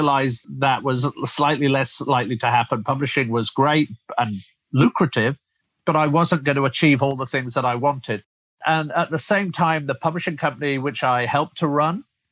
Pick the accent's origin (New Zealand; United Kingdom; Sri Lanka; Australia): United Kingdom; Rotherham, Yorkshire and the Humber; moved away as an adult; also born or lived in London; now in United States; originally, as you can probably tell from my accent, I'm from the UK, originally brought up in the north of England in Sheffield, in fact, a town called Rotherham, outside of Sheffield